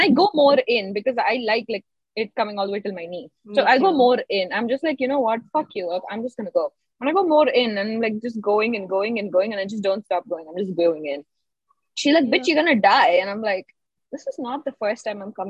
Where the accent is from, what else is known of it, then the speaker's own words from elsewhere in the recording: India; I'm an Indian